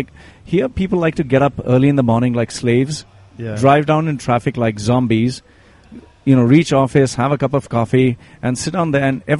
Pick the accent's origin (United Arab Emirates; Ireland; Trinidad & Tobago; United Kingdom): United Arab Emirates; Dubai; Born and raised in Dubai. Right. Being here when Dubai was nothing but just a desert.